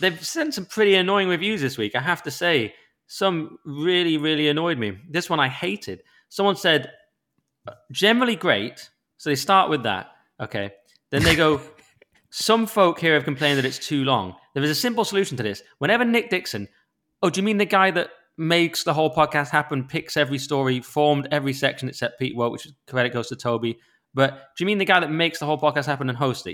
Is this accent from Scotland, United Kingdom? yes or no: no; Cumbria, North West England, United Kingdom; I grew up amongst sheep in Cumbria in the lake.